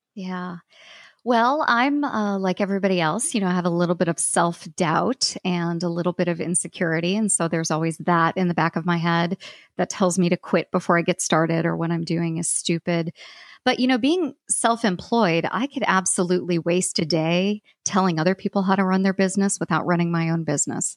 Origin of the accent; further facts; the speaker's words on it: United States; I'm American